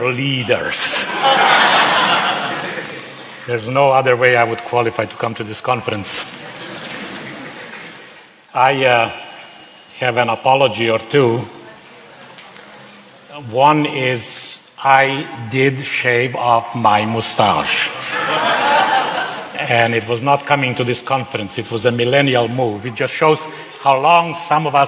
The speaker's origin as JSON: {"language": "English", "country": "Slovenia", "tie": "born or raised there", "also_born_or_lived": "Serbia / Bosnia / Croatia", "second_language": "English", "moved": "as an adult", "said": "I am a native Slovenian"}